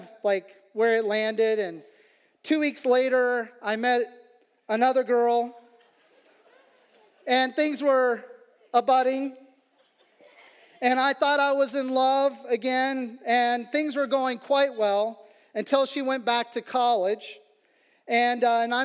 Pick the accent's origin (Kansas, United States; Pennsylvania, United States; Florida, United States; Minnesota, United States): Kansas, United States; Kansas City; where I was from the Kansas City, Kansas side of things